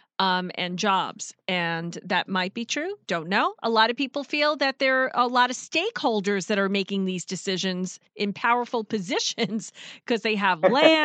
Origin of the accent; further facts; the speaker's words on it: New York, United States; moved away as an adult; now in South Carolina, United States; I'm a New Yorker